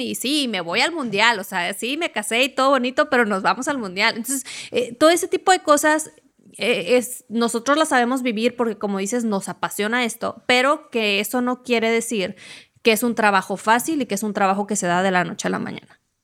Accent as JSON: {"language": "Spanish", "country": "Mexico", "said": "yo soy mexicano"}